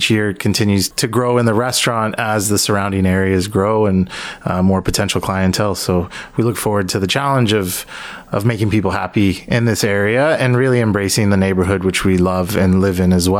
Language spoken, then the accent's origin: English; United States; also born or lived in Montreal, Canada / Colorado, United States / Portland, United States; now in Toronto, Canada; A long path of moving around. I grew up actually in the States. I lived in the U.S. for most of my life.